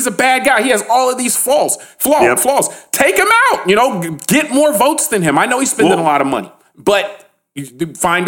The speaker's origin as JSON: {"language": "English", "country": "United States", "said": "I say this as an American"}